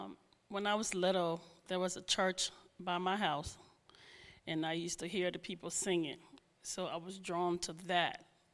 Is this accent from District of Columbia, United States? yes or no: no; New York, United States; also born or lived in Rhode Island / New Jersey; now in New Hope, United States; Yeah, and now I grew up in New York. I lived in a little bit in Rhode Island, New Jersey, and then here. And now I live in New Hope.